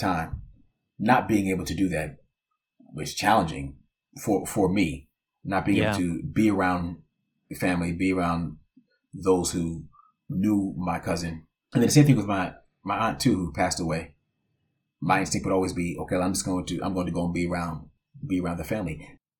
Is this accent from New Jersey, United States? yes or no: yes; Sayreville, New Jersey, United States; also born or lived in Orange, New Jersey; I was born in Orange, New Jersey, and I grew up in a town called Sayreville, New Jersey